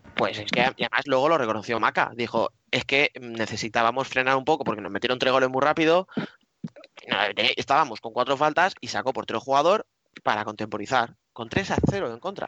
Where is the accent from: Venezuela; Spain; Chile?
Spain; Madrid, Community of Madrid; yo estoy de Madrid